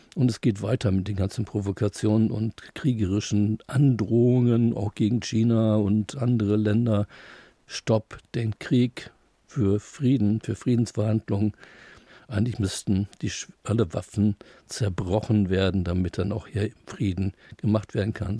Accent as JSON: {"language": "German", "town": "Dortmund", "region": "North Rhine-Westphalia", "country": "Germany", "tie": "born or raised there", "moved": "as an adult", "lives_now": "Münster, Germany", "said": "ich bin in Dortmund geboren und aufgewachsen"}